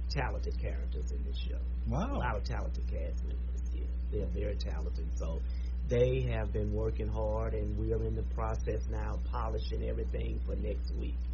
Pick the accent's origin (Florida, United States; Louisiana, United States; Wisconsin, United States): Louisiana, United States; Shreveport; growing up in Shreveport